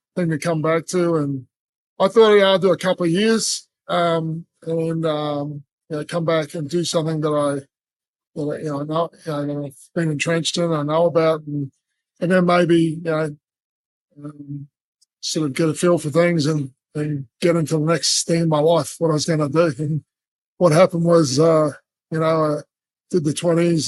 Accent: Brisbane, Queensland, Australia; also born or lived in New Zealand; I'm from New Zealand, but Brisbane's my home. It's where I've grown up since I was nine years old.

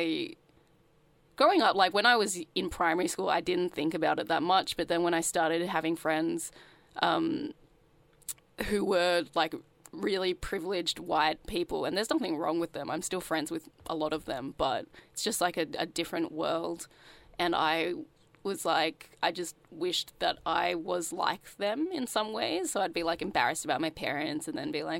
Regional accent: Sydney, New South Wales, Australia; I grew up in Sydney, in the suburbs

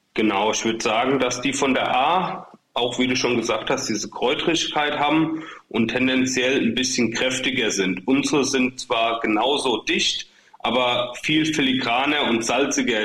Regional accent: Ingelheim am Rhein, Rhineland-Palatinate, Germany; also wir kommen ja sogar nur aus dem Stadtteil von Ingelheim sozusagen. Wir kommen aus Großwindenheim, genauer gesagt.

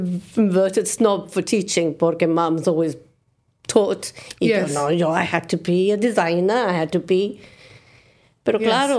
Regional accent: United Kingdom; I'm British.

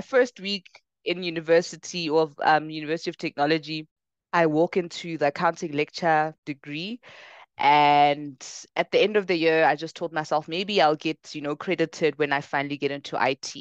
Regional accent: Bronkhorstspruit, Gauteng, South Africa; also born or lived in Ekangala / Pretoria; I actually grew up in Ekangala for the first part of my life, ah, yeah. small township outside of Bronkhorstspruit

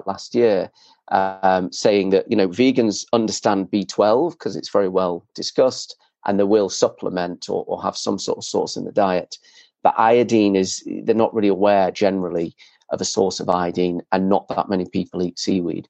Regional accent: Leeds, Yorkshire and the Humber, United Kingdom; I grew up in Leeds, miles from the sea

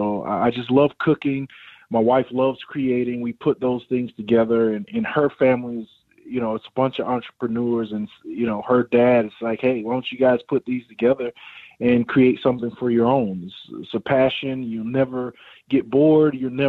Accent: Bahamas; My family originally is Bahamian. We're from the Bahamas.

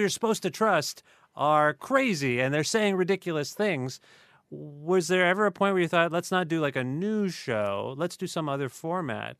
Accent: Canada

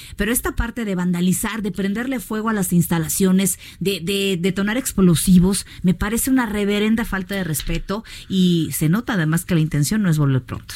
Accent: Mexico

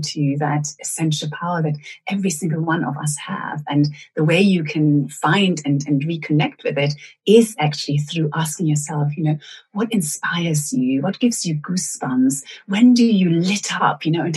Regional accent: Germany; moved away; also born or lived in Venezuela; I grew up in Germany and then moved to Venezuela with my family

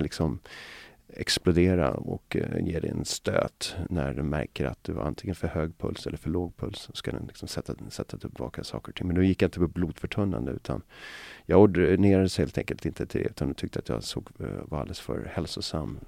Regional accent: Mälarhöjden and Alby, Botkyrka, Stockholm County, Sweden; jag växte upp, ehm, dels i Mälarhöjden då när jag var liten, och sen så växte jag upp i ett Alby Botkyrka

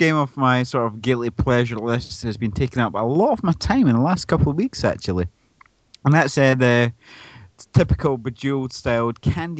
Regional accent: Glasgow, Scotland, United Kingdom; I'm Glaswegian

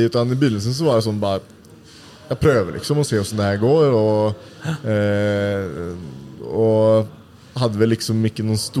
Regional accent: Uddevalla, Västra Götaland, Sweden; moved away as an adult; now in Oslo, Norway; i byen der jeg kommer fra. da mm. Udvalla? Ja, Udvalla.

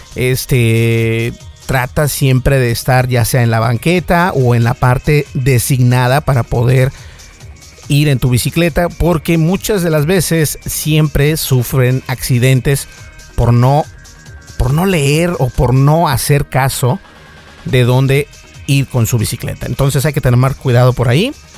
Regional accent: Mexico; también soy parte mexicano

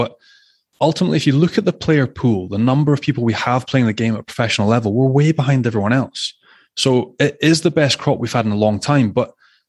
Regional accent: Scotland, United Kingdom; It's difficult being Scottish, isn't it?

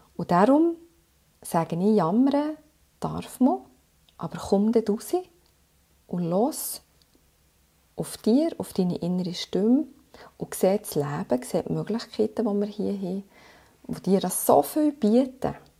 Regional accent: Switzerland; ich bin nach einem halben Jahr zurückgekommen mit, ähm, mit meinem Mann und äh, habe hier meinen Sohn geboren in der Schweiz und dann haben wir uns entschieden, hier zu bleiben

